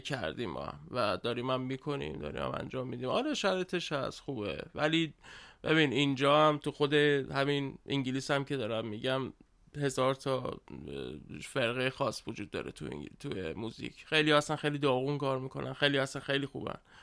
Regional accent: Tehran, Tehran Province, Iran; بزرگ شده تهرانم

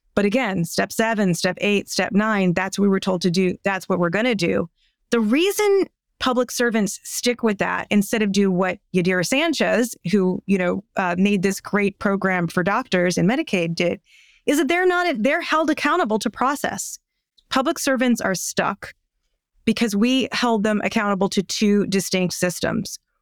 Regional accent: United States

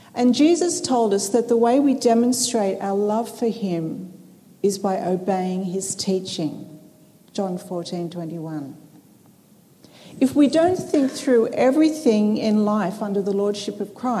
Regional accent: Sydney, New South Wales, Australia; I come from Sydney, Australia

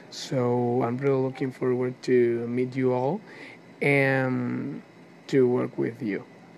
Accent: Barcelona, Anzoátegui, Venezuela; I'm 19 years old. I'm from Venezuela, Barcelona, Venezuela.

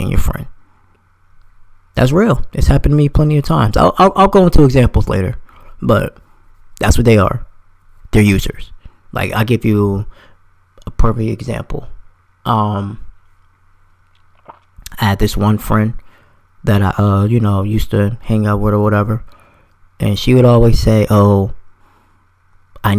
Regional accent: New Jersey, United States; now in Florida, United States; I'm from New Jersey, but I live in Florida now.

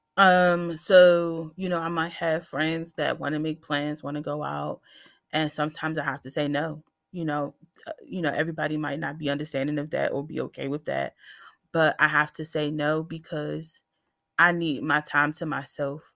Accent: Washington, District of Columbia, United States; I am born and raised in Washington, D C

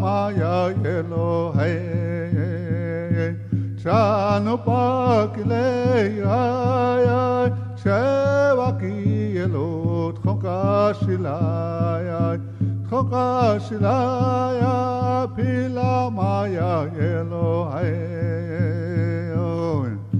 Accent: Pine Ridge Reservation, South Dakota, United States; I'm from Pine Ridge Reservation

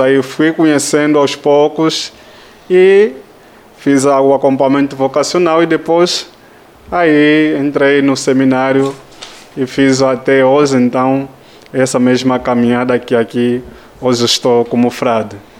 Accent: Luanda, Luanda Province, Angola; moved away as an adult; venho de Angola

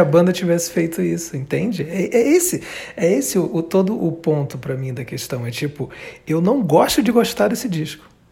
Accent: Belém, Pará, Brazil; Eu nasci em Belém.

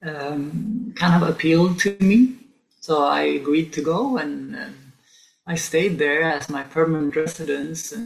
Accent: Stockholm, Stockholm County, Sweden; moved away as an adult; also born or lived in Sainte-Foy-la-Grande, France; now in France; I grew up in Stockholm, our capital

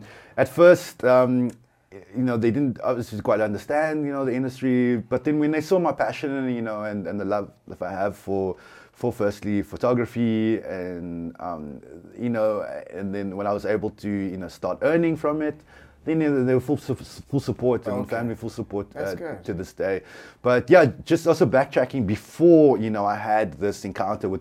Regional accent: Cape Town, Western Cape, South Africa; I'm a photographer from Cape Town

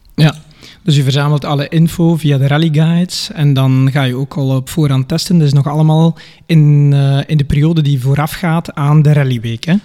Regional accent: Staden, Flanders, Belgium; accent: West Flemish; Ik ben afkomstig van Staden, West-Rozebeke en Ledegem

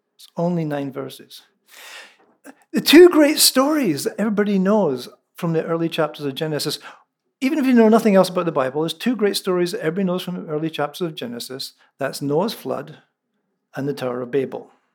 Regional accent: central Scotland, United Kingdom; first language Scots (Lallans); moved away

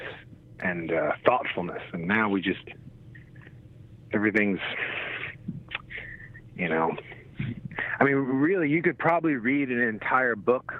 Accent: New Jersey, United States; When I was a kid growing up in Jersey

